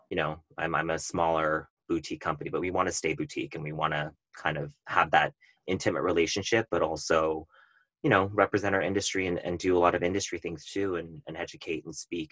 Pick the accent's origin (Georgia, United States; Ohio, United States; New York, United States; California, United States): California, United States; Tustin; also born or lived in Irvine, California; I grew up in Tustin, Irvine